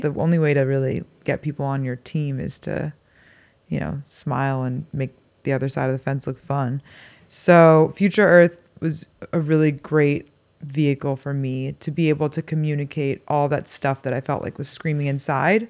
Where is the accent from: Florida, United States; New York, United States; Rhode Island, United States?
New York, United States; New York City; I grew up in Manhattan